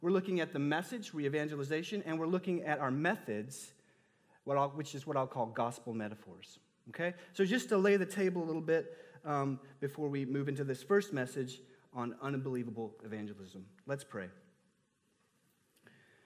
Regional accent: Texas, United States; I grew up in Texas, the Bible Belt

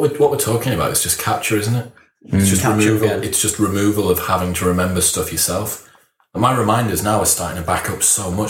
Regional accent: Middlesbrough, North East England, United Kingdom; accent: Middlesbrough; Siri's bastardized my Middlesbrough accent

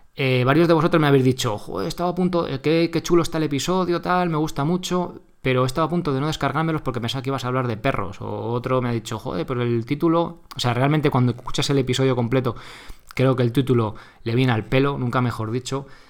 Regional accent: Guadalajara, Castilla-La Mancha, Spain; yo también soy de Guadalajara

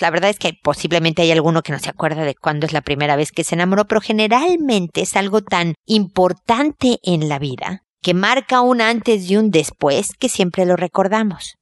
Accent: Mexico; now in Chile; porque soy mexicana y porque vivo en Chile.

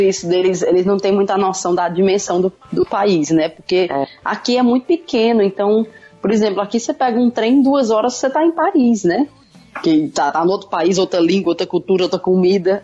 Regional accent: Ceará, Brazil; accent: Cearense; moved away as an adult; also born or lived in England; now in United Kingdom

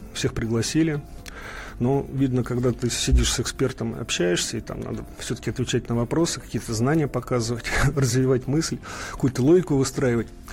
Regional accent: Moscow, Russia; Я просто сам москвич и четко понимаю и помню, в 67 году родился

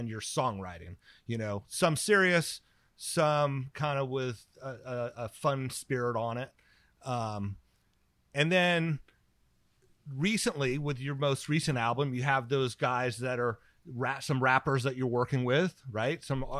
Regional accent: Petaluma, California, United States; And I grew up in Petaluma, right?

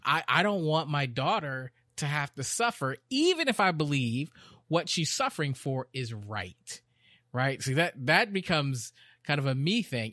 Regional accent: Texas, United States; also born or lived in Chicago, Illinois; When I moved to Texas

